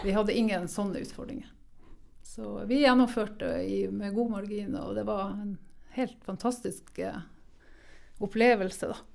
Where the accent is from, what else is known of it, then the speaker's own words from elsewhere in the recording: Norway; Vi har jo virkelig vunnet i Lotto når vi er født i Norge